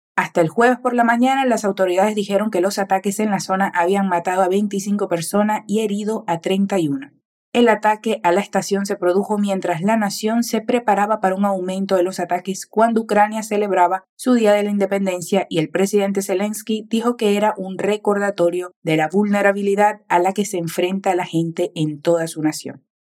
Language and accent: Spanish; Venezuela; tu profe venezolana de español